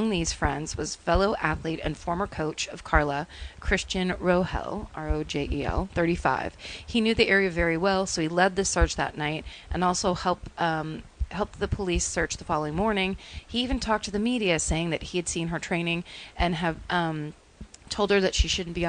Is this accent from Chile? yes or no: yes; Chile; now in New Zealand; I'm originally from Chile, but I've lived in New Zealand, NZ.